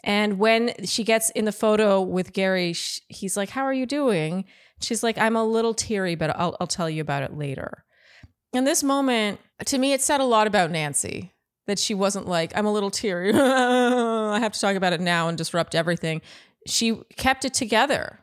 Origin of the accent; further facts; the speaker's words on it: Ottawa, Ontario, Canada; now in United States; when you're born and raised in Ottawa, you don't live in a place where you see famous people.